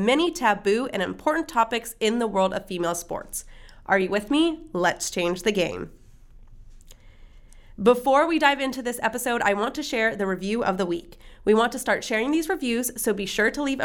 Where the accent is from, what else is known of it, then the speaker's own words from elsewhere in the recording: Bay Area, California, United States; Bay Area girl, me too